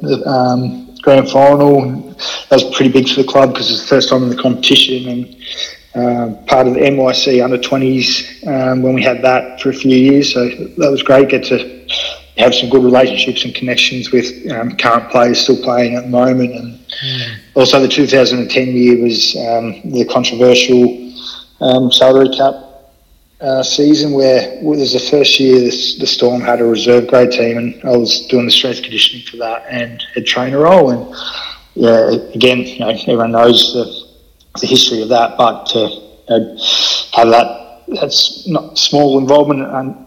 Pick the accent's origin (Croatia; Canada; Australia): Australia; Mornington Peninsula, Melbourne, Victoria; moved away as an adult; now in Mackay, Australia; growing up in the Mornington Peninsula down in Melbourne. It's about an hour south of Melbourne